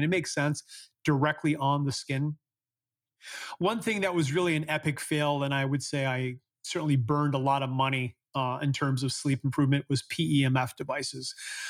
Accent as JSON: {"language": "English", "country": "Canada", "said": "I'm from Canada, so as a kid, in the winter, we used to sleep with 5 or 6 blankets on top of us because it was really cold at night."}